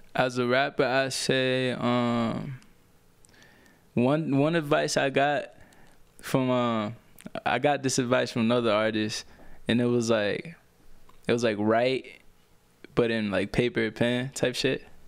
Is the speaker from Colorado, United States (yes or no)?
no; Orlando, Florida, United States; also born or lived in Puerto Rico; I grew up in Orlando, man. I basically went there when I was, like, four years old